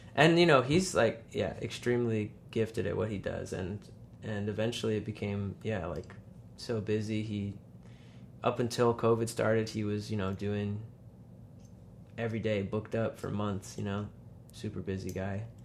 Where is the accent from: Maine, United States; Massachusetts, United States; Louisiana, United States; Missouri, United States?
Massachusetts, United States; Western; also born or lived in Kyoto, Japan